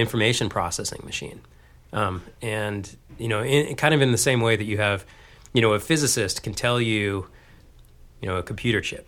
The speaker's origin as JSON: {"language": "English", "region": "Texas", "country": "United States", "tie": "born or raised there", "also_born_or_lived": "Dayton, Ohio / Austin, Texas", "moved": "as an adult", "lives_now": "Boston, United States", "said": "growing up in Texas"}